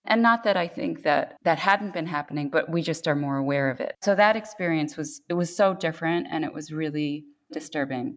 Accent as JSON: {"language": "English", "region": "New York", "country": "United States", "tie": "born or raised there", "moved": "as an adult", "lives_now": "Korea", "said": "I was born in New York to Korean parents who had immigrated in their 20s to the US"}